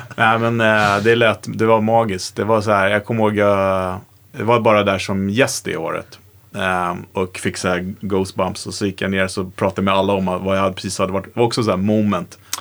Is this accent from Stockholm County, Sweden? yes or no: yes; Vaxholm, Stockholm County, Sweden; jag kommer från Vaxholm